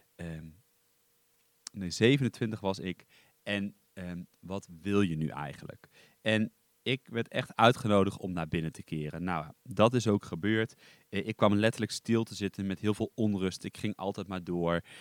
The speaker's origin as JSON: {"language": "Dutch", "town": "Duiven", "region": "Gelderland", "country": "Netherlands", "tie": "born or raised there", "also_born_or_lived": "Ede", "said": "ik kom uit Duiven, dat ligt in het oosten van Nederland. Ik ben daar eigenlijk, nou ik ben daar niet geboren. ik ben geboren in, in Ede. Ehm, daar heb ik heel kort gewoond"}